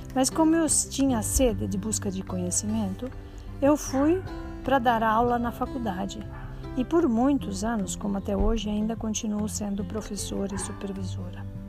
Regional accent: Santa Helena, Paraná, Brazil; Nasci em Santa Helena, interior do Paraná

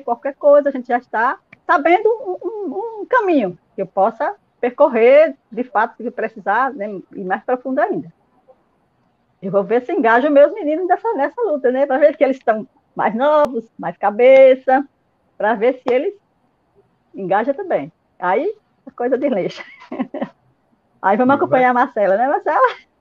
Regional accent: Alagoas, Brazil; now in Sergipe, Brazil; eu moro aqui em Sergipe, em Baúba, e, mas sou alagoana, né? Há 21 anos que estou aqui morando em Sergipe

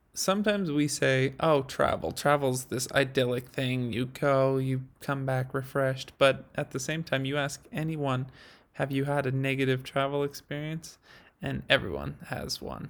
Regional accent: Idaho, United States; now in Utah, United States; growing up in Idaho and living in Utah

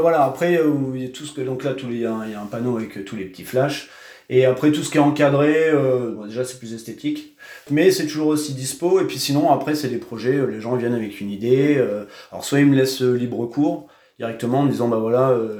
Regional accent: Cherbourg, Normandy, France; also born or lived in Réunion; je suis né à Cherbourg, j'ai vécu euh, toute ma vie, euh, enfin quasiment toute ma vie à Cherbourg.

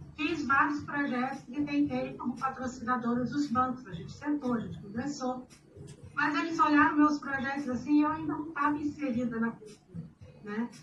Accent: Rio de Janeiro, Brazil; moved away as an adult; now in Liechtenstein; como é que é sair do Rio de Janeiro, é, que eu vim do Rio

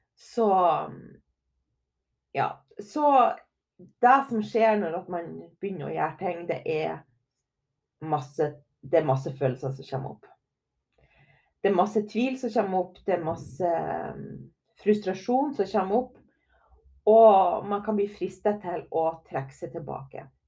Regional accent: Herøy, Møre og Romsdal, Norway; moved away; also born or lived in Trondheim; Jeg kommer jo ifra Lille Herøy

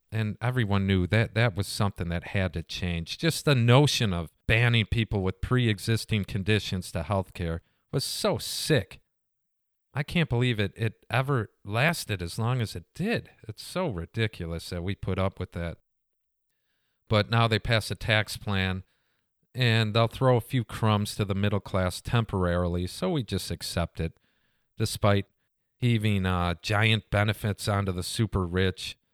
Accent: United States; being an American.

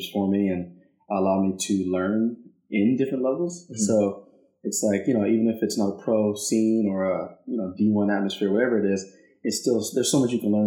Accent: Salem, Oregon, United States; moved away as an adult; now in Oakland, United States; I grew up in Salem, Oregon

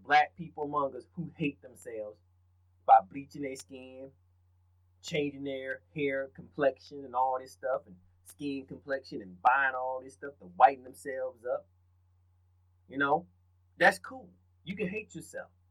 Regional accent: the South, United States; I'm from the South

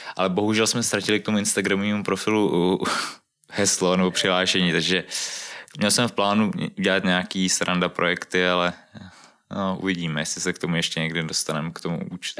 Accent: Prague, Czechia; ve středisku Silesiánů u nás v Kobylisích

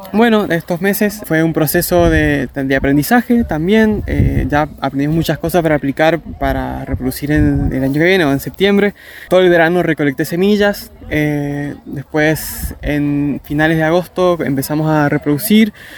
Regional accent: San Carlos, Mendoza, Argentina; Yo soy de la Villa San Carlos. Detrás de mi casa pasa un arroyo

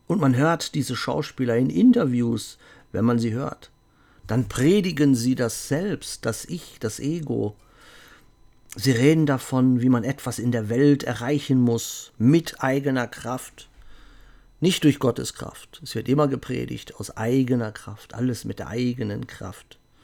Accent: Germany; ich bin Deutscher.

